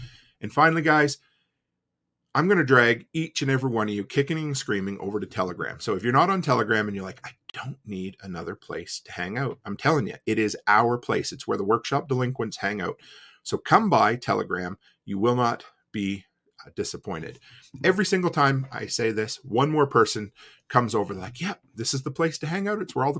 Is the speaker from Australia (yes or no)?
no; Digby, Nova Scotia, Canada; I'm from Digby.